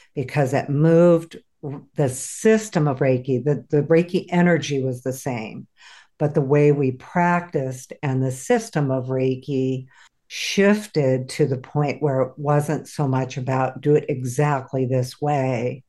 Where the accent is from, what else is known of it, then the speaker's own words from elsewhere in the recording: San Diego, California, United States; moved away as an adult; also born or lived in Oregon; I grew up in San Diego, California, and ended up moving to Oregon